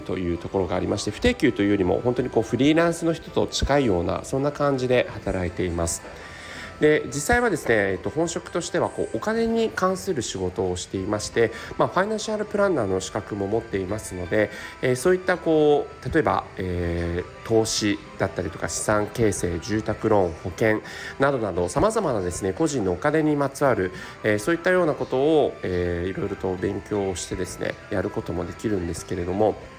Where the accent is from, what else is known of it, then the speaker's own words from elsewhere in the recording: Tokyo, Japan; 生まれも育ちも東京都杉並区でして、えー、杉並区からですね離れたことがないんですね